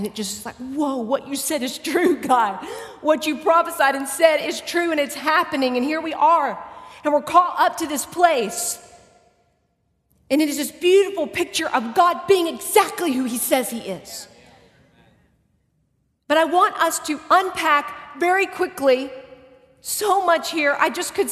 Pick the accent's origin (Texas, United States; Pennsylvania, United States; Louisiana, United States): Texas, United States; I'm from Texas, and we talk a lot